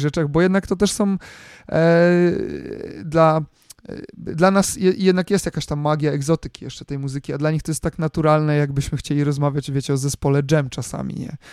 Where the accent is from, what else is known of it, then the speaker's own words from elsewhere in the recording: Poland; jestem z Polski